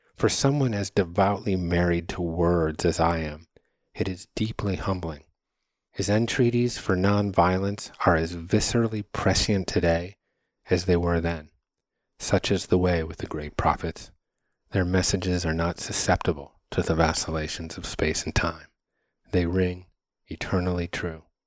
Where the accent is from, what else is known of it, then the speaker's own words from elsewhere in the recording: Connecticut, United States; growing up in Connecticut, my family rented a house every summer in Grafton, Vermont